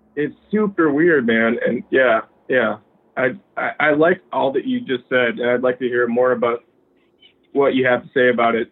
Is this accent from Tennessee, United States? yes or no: yes; Nashville, Tennessee, United States; I'm from Tennessee. Like yeah, uh, I'm from Nashville